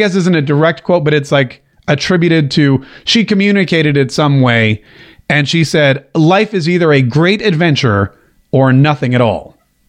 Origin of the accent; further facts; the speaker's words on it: North Carolina, United States; I may have said y'all, but I grew up in North Carolina.